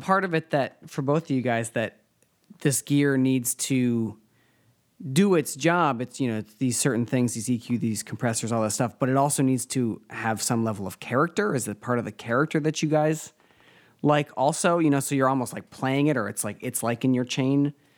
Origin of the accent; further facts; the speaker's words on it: Rhode Island, United States; I'm from Rhode Island